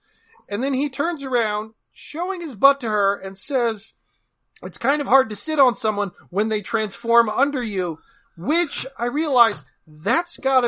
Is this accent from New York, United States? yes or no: no; New Jersey, United States; I'm from Jersey.